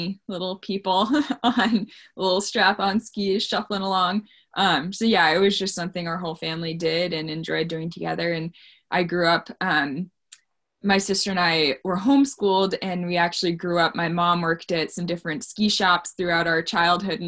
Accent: Elmore, Vermont, United States; also born or lived in New Jersey; I grew up in Elmore, Vermont, partway between Craftsbury and Stowe.

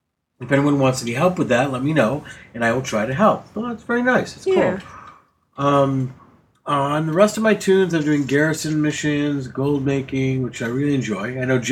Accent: England, United Kingdom; I'm 39. I'm from England and have been playing WoW since just before BC came out.

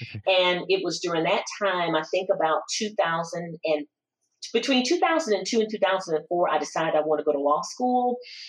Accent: Walterboro, South Carolina, United States; I was born and raised in the small town of Walterboro, South Carolina.

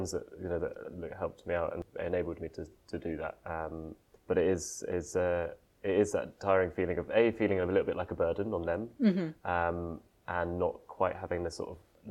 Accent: just outside Guildford in Surrey, South East England, United Kingdom; moved away as an adult; also born or lived in Exeter; now in London, United Kingdom; I was born in just outside Guildford in Surrey, and I lived there all my life

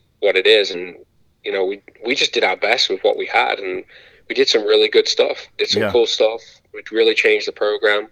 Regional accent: Grimsby, Yorkshire and the Humber, United Kingdom; moved away as an adult; now in Indiana, United States; growing up in Grimsby, I don't know, I always say it was a tough place to grow

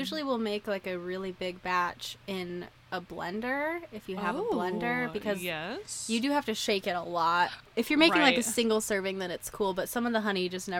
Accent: Idaho, United States; I say aunt because I'm from Idaho.

